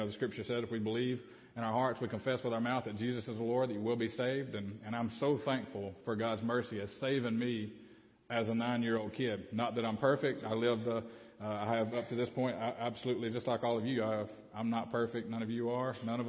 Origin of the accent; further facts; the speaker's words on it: Babbie, Alabama, United States; also born or lived in Opp, Alabama; grew up in Babby